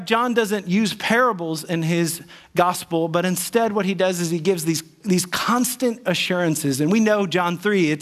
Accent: United States; I'm American

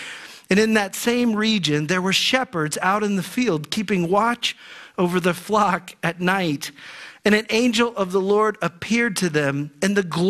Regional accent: Ohio, United States; When I was a boy growing up in Ohio

